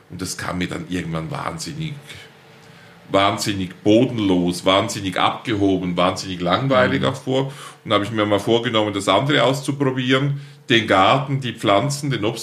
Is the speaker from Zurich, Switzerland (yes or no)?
no; Altstätten, St. Gallen, Switzerland; Ich bin geboren in Altstetten, mhm. St. Karl Rheintal, also in der Ostschweiz.